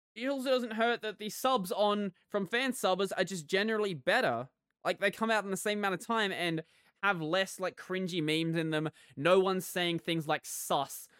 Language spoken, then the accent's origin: English; Australia